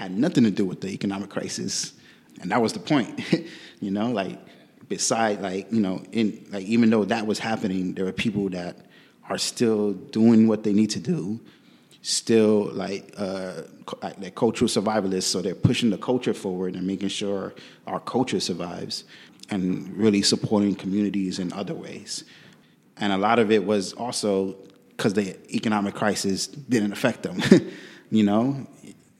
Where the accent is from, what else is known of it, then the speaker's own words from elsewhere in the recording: New York City, New York, United States; also born or lived in Puerto Rico; I'm from Bushwick, New York, too. Grew up in Bushwick, still live in Bushwick.